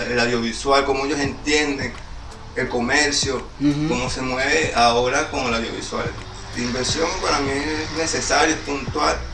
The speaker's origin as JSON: {"language": "Spanish", "town": "Guarenas", "region": "Miranda", "country": "Venezuela", "said": "me di cuenta que yo soy de Guarena, antes de Guarena, una persona que vive todos los días para Caracas, pues. Claro. Me di cuenta que soy guarenero"}